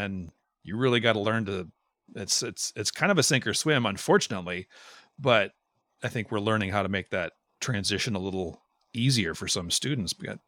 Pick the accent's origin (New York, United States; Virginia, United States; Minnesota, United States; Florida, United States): Minnesota, United States; I'm from Minnesota. I don't know these things.